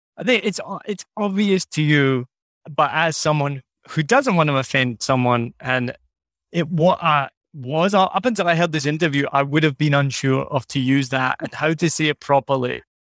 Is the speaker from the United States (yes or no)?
no; Scotland, United Kingdom; moved away; I'm from Scotland